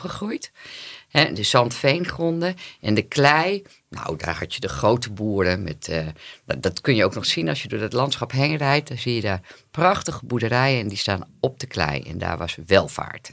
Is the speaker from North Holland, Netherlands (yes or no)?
no; Oosterwolde, Friesland, Netherlands; moved away; ik kom uit Oosterwolde